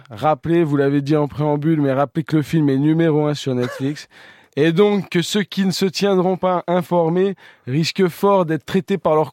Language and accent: French; Grenoble, Auvergne-Rhône-Alpes, France; moi, moi, je, déjà, je suis originaire de Grenoble